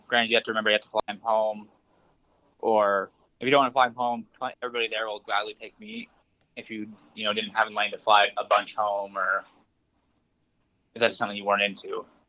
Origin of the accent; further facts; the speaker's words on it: Nebraska, United States; I come from Nebraska, where we have rattlesnakes you watch out for.